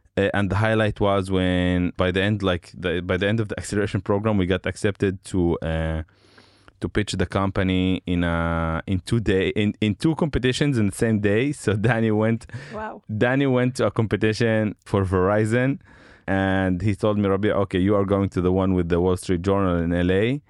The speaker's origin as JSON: {"language": "English", "town": "Shefa-'Amr", "region": "Northern District", "country": "Israel", "tie": "born or raised there", "also_born_or_lived": "Haifa", "second_language": "English", "said": "I grew up in Shafamer, which is uh, in the Galilee area"}